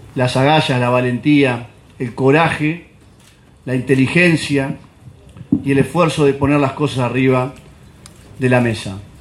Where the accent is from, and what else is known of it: Uruguay